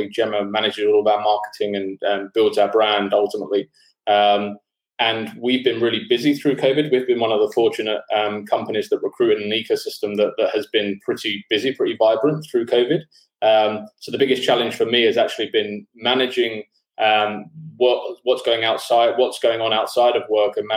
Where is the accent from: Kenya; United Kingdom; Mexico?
United Kingdom; London; moved away as an adult; now in Sydney, Australia; I'm from London originally, but I've been living in Sydney for the last 10 years.